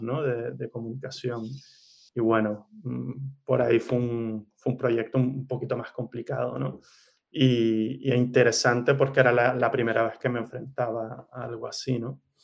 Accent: Gran Canaria, Canary Islands, Spain; moved away as an adult; also born or lived in Barcelona / Valencia / Milan; now in Mallorca, Spain; mi familia es de Canarias, de Gran Canaria. Eh, he crecido, he vivido ahí toda mi vida.

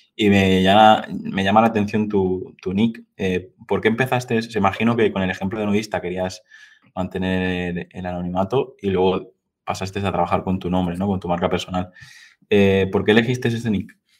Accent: Mallorca, Balearic Islands, Spain; yo soy de Mallorca

